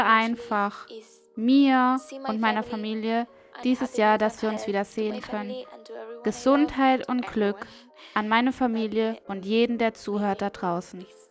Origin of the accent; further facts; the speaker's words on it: Germany; Bei uns in Deutschland